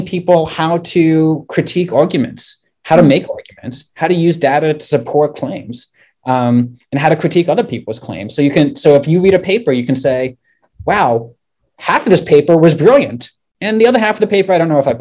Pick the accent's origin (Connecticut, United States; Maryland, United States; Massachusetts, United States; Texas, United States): Maryland, United States; just outside Washington, D.C.; So I grew up in Maryland and I grew up like just outside of Washington, D.C.